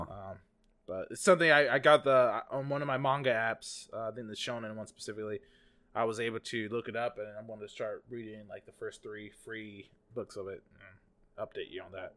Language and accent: English; United States; accent: American; my American accent